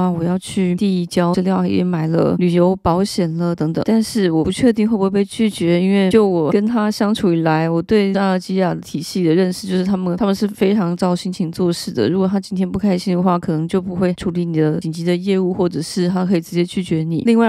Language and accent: Chinese; Taiwan; now in France; 因为我是台湾人，我并不是法国人